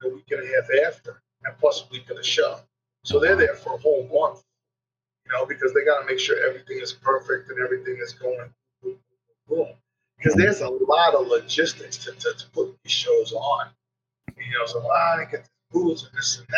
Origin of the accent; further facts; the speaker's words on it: New York, United States; I'm from New York